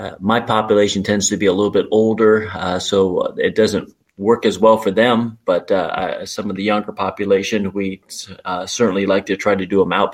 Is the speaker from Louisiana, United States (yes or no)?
no; Urbandale, Iowa, United States; also born or lived in Charlotte, North Carolina; I grew up in Urbandale, Iowa, which is a suburb of Des Moines.